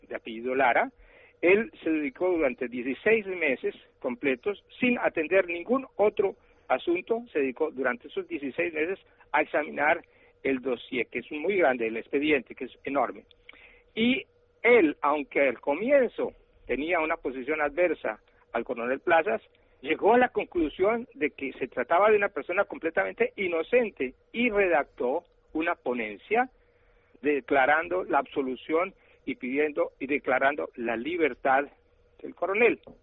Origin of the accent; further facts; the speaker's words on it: Colombia; lo que está pasando en mi país